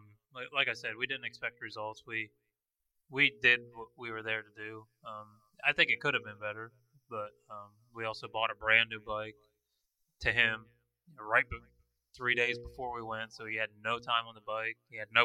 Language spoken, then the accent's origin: English; Florida, United States; We're from Florida